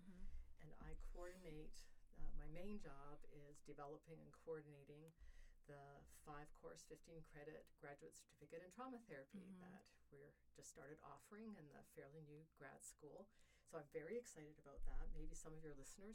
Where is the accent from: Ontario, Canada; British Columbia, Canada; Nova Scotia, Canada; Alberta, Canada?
Ontario, Canada; also born or lived in Colorado; now in Georgia, United States; I'm Canadian from Ontario, and there's lots of water and trees in Ontario